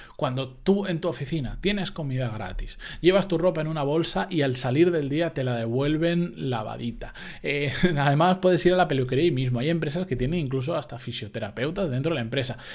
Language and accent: Spanish; Spain; los que somos de España